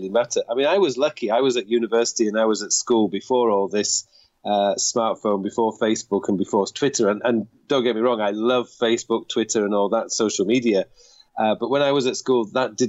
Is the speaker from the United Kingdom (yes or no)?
yes; United Kingdom; moved away as an adult; now in South Korea; being British